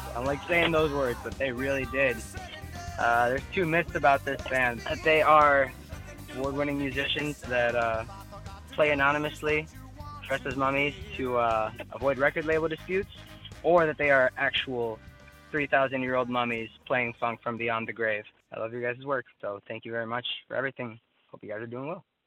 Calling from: Ellenton, Florida, United States; I'm calling from Ellenton, Florida.

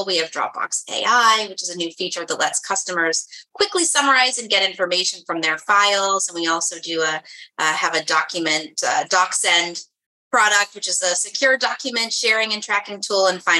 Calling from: New York, United States; I'm joining you from New York.

